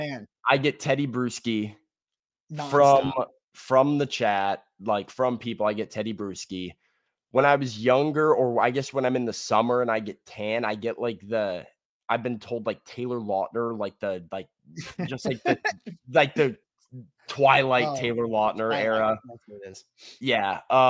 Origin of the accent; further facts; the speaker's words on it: Australia; I'm Australian, dude.